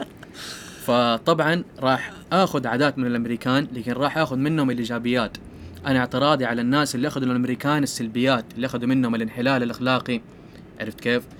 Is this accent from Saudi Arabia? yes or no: yes; Saudi Arabia; عندنا في السعودية